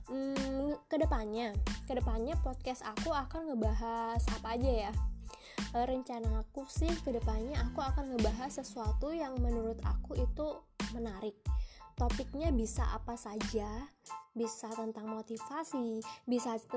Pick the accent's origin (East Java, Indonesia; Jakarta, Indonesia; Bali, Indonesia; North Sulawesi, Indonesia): Bali, Indonesia; aku dari Bali, usiaku 24 tahun.